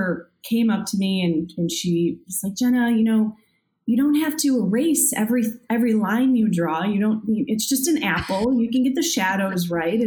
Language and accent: English; Joliet, Illinois, United States; also born or lived in Plainfield, Illinois / Champaign, Illinois; now in Chicago, United States; I actually grew up in the Plainfield and Joliet area in the southwest burbs